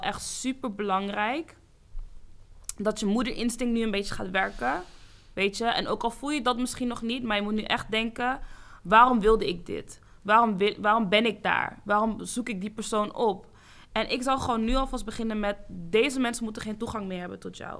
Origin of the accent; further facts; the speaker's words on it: Amsterdam, North Holland, Netherlands; ik kom ook hier uit Zuidoost